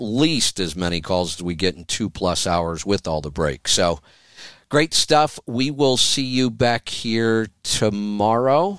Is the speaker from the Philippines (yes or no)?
no; Oregon, United States; my home state